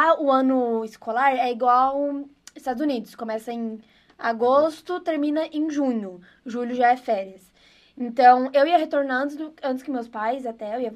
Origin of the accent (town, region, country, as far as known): Israel; born or raised there; first language Hebrew; Portuguese is a second language; now in Brazil